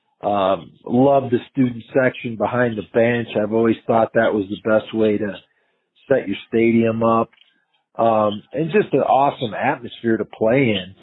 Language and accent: English; Madison, Wisconsin, United States; also born or lived in Reno; now in Fort Collins, United States; I've grown up in a college town in Madison, Wisconsin